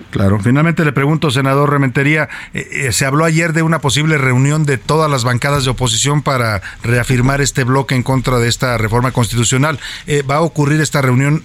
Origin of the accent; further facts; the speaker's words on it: Mexico; somos los mexicanos